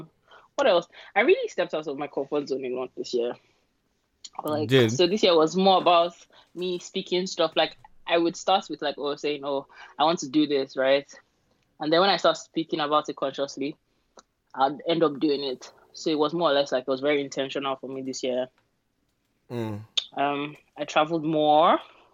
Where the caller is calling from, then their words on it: United Kingdom; I'm calling from UK.